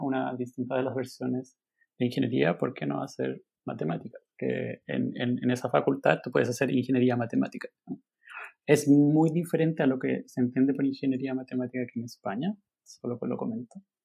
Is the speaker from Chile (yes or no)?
yes; Chile; moved away as an adult; now in Barcelona, Spain; estudié matemáticas en Chile, eh, bueno, somos de Chile, em, y estudié matemáticas en Santiago